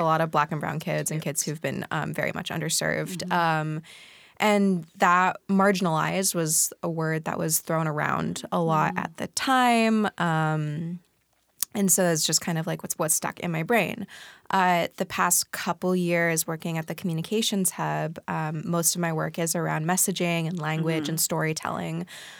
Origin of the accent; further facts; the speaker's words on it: Pacific Northwest, United States; also born or lived in Hong Kong; Yeah, I'm … I grew up mostly in the Pacific Northwest, also half-time in Hong Kong.